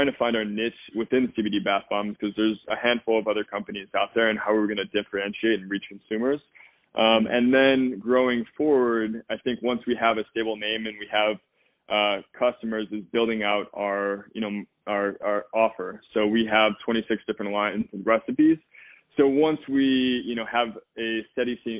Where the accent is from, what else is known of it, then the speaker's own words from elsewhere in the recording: Midwest, United States; I'm from the Midwest